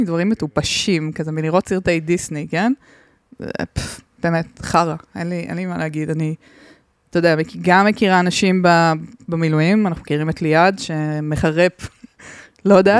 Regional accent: southern Israel, Israel; אני מהדרום

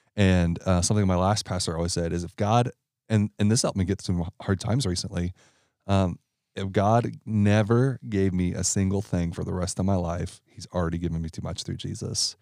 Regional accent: Ohio, United States; I'm from Ohio

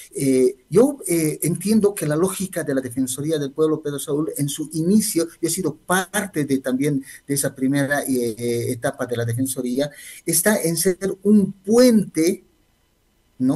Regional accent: Bolivia; reconocernos como bolivianos y bolivianos

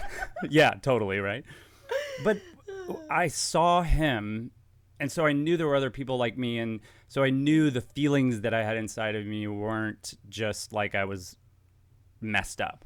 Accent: Dallas, Texas, United States; moved away as an adult; also born or lived in Los Angeles / New York; I'm from Dallas, um, born in Dallas

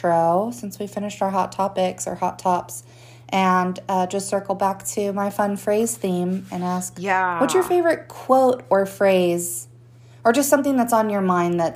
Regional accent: United States

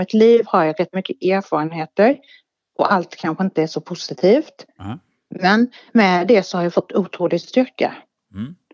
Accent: Halland County, Sweden; Jag är född i Halland. År 76

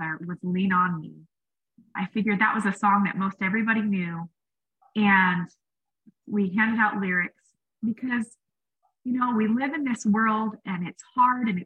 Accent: Washington, United States; I grew up in Washington State

